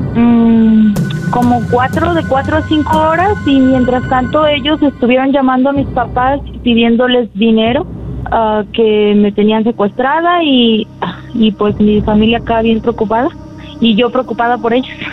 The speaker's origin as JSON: {"language": "Spanish", "town": "Tlaltenango", "country": "Mexico", "said": "me sacaron de aquí, de mi pueblo"}